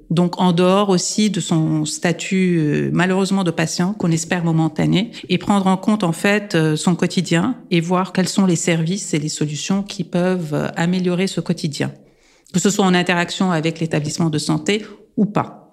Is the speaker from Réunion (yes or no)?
no; Lebanon; moved away; je suis libanaise et arménienne